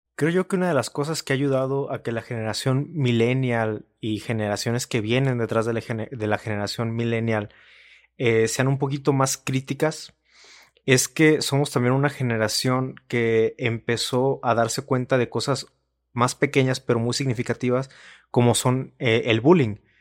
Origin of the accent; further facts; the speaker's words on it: Mexico; como mexicanos estamos acostumbrados a echarle la culpa siempre a otras cosas porque ser mexicano está bien chido